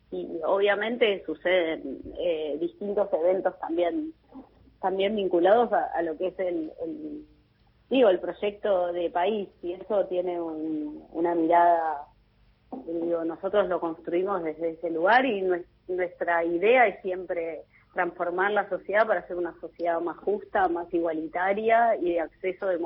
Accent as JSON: {"language": "Spanish", "country": "Argentina", "said": "todo el potencial que tenemos como argentinos"}